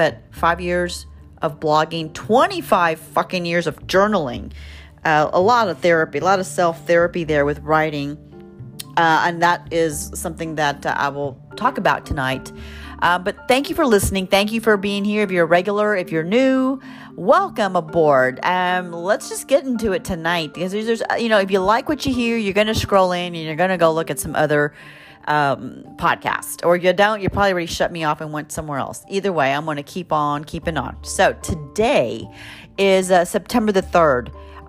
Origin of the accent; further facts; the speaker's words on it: Texas, United States; I'm from Texas, so I've got that accent.